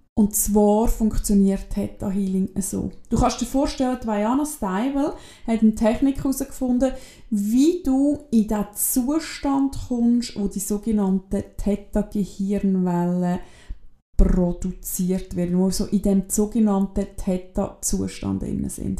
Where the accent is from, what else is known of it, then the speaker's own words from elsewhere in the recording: Switzerland; bei uns in der Schweiz